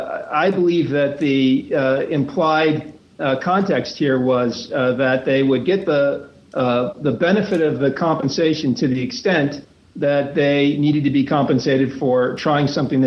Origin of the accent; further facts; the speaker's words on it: Nashua, New Hampshire, United States; Nashville, New Hampshire.